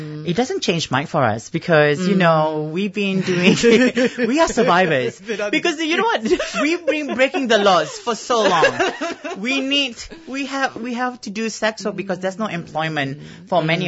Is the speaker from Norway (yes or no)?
no; Singapore; moved away; I come from Singapore